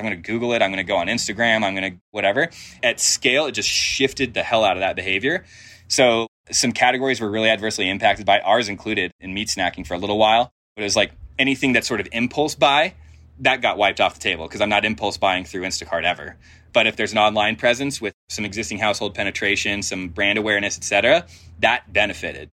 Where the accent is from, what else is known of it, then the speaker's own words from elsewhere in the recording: Denver, Colorado, United States; I grew up in Denver